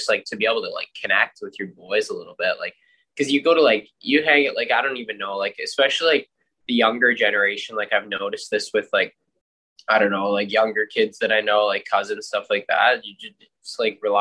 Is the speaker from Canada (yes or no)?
yes; Curtis, Canada; came back to my hometown of Curtis